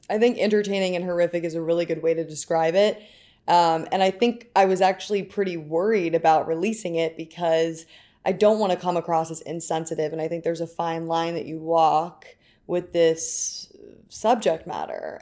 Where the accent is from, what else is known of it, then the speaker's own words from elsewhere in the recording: New York City, New York, United States; I was born and raised in New York City.